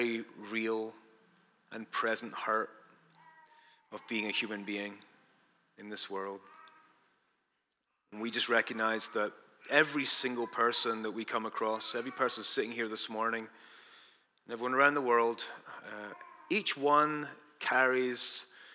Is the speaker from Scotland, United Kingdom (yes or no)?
yes; Dundee, Scotland, United Kingdom; moved away; We grew up together in Dundee, Scotland, me and Bob